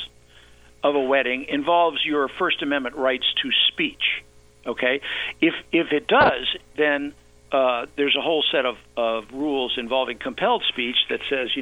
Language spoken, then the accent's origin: English; the South, United States; I grew up in the South